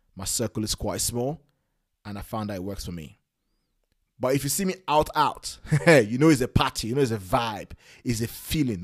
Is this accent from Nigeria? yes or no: yes; Nigeria; moved away; I was born in Nigeria in the nineties.